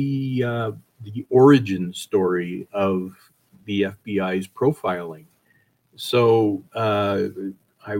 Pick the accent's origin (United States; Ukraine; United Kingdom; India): United States; Wyoming; also born or lived in Colorado; I grew up in Wyoming